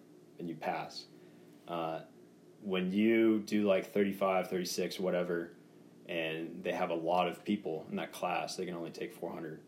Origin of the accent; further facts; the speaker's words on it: the Carolinas, United States; moved away as an adult; now in New Hampshire, United States; I grew up in the Carolinas, and then right around the 2010-ish era, moved up to beautiful New Hampshire, met my wife here